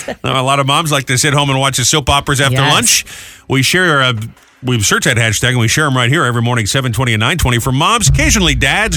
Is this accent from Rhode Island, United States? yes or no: yes; Providence, Rhode Island, United States; I grew up in Providence.